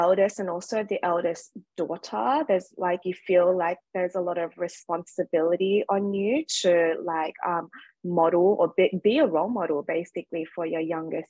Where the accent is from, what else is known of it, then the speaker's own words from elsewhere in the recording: Sydney, New South Wales, Australia; So as you can probably hear from my accent, I'm from Australia. So I was born and raised in Sydney. My dad's Vietnamese and my mom's Chinese, and obviously they migrated to Australia post the Vietnam War period.